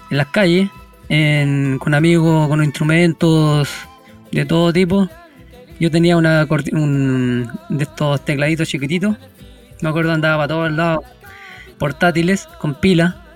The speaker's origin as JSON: {"language": "Spanish", "town": "Rauco", "region": "Maule", "country": "Chile", "tie": "born or raised there", "said": "Y nosotros estamos a 10 kilómetros desde Curicó, camino hacia la costa"}